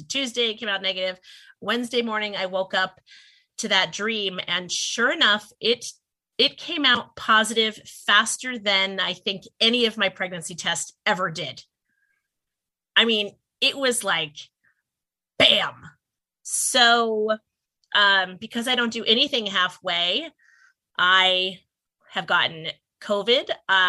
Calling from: Pennsylvania, United States; long story and long way about of saying I am zooming in from Pennsylvania.

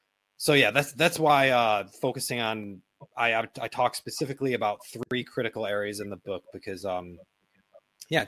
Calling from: Bangkok, Thailand; I mean, for example, I'm calling in from Bangkok, and my wife and I today, we just were at a meeting with a lawyer to get started on my wife's green card process.

